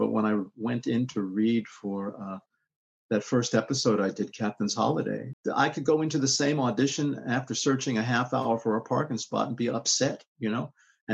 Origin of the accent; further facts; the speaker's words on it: New York City, New York, United States; also born or lived in Bronx, New York; I was born in the Bronx. I moved to Queens when I was 3 years old. And I was in Queens until I went to college when I was about 17